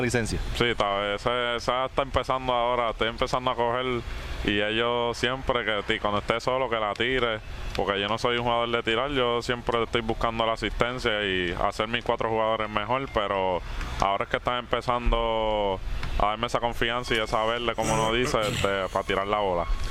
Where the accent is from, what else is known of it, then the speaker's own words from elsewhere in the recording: Luquillo, Puerto Rico; also born or lived in Boston, Massachusetts / Carolina / Mayagüez / Miami; Pues yo nací en Boston, Massachusetts, pero me crié en Luquillo